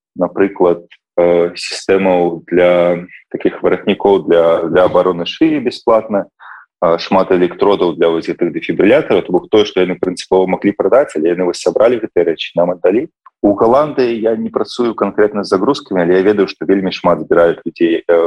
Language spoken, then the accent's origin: Belarusian; Belarus; now in Netherlands; я як беларус